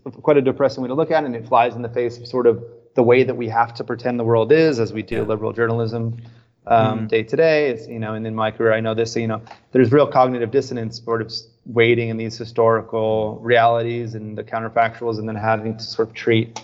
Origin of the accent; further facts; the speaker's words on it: United States; moved away as an adult; also born or lived in Brazil / Jakarta, Indonesia; as an American